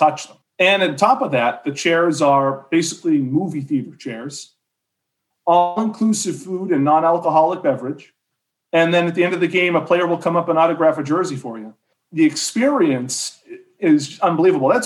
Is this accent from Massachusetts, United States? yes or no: yes; Boston, Massachusetts, United States; growing up in Boston